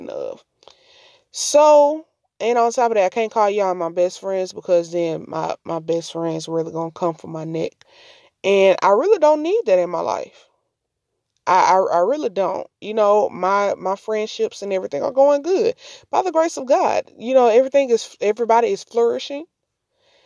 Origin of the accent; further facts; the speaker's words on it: Mississippi, United States; I'm from Mississippi